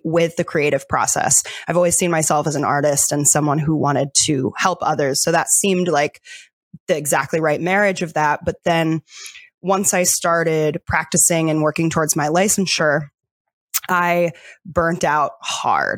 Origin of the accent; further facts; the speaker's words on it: Delaware, United States; moved away as an adult; also born or lived in New York City; I was born and raised in Delaware